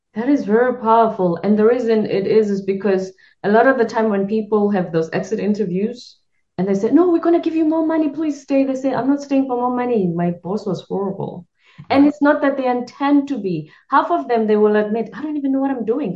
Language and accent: English; South Africa; I'm South African. I'm from the Zulu culture